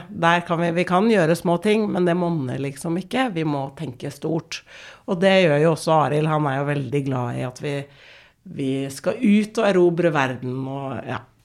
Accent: Oslo, Norway; vi er fra Oslo vest. Ja. Eh, men vi er jo vokst opp med en mor som er fra Israel

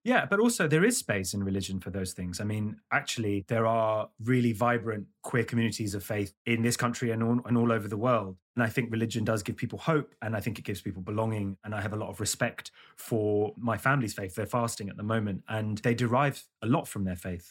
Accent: London, United Kingdom; I grew up in London

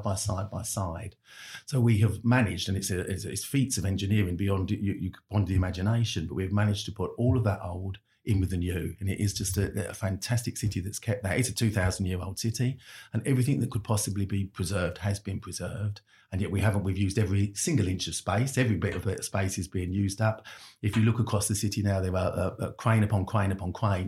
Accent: London, United Kingdom; I'm a Londoner

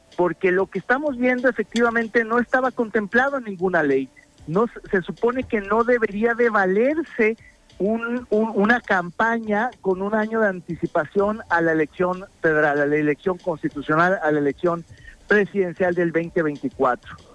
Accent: Mexico; como mexicanos

